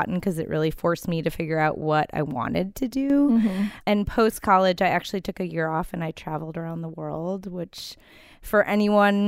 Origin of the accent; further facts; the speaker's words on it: Milwaukee, Wisconsin, United States; moved away as an adult; also born or lived in New York City; now in Nashville, United States; I grew up in Milwaukee, Wisconsin, and went to college at the University of Wisconsin